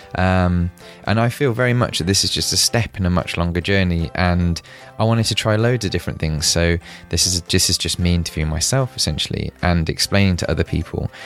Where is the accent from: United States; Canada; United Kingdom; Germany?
United Kingdom; I'm British